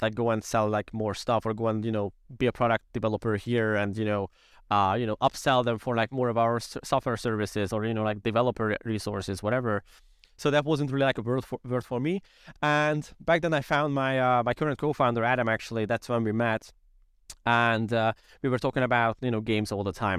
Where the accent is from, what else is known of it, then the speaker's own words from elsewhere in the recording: Hungary; we are from Hungary